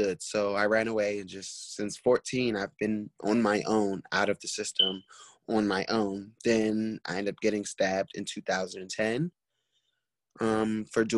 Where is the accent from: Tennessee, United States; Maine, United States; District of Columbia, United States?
District of Columbia, United States; Washington; also born or lived in New York City; I'm originally from New York City, but me being adopted, I ended up, you know, being in a system and growing up here in Washington, D.C.